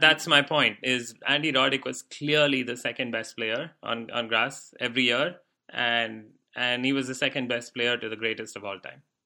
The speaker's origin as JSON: {"language": "English", "country": "India", "moved": "yes", "said": "we used to have shortwave radio in India"}